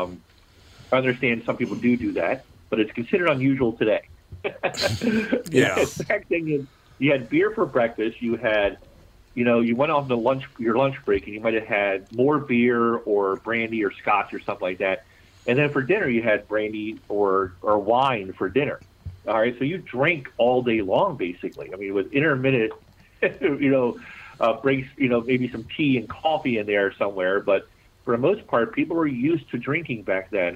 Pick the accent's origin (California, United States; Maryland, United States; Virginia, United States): Maryland, United States; Baltimore; accent: Baltimore; it is my hometown. I was born and raised in Baltimore City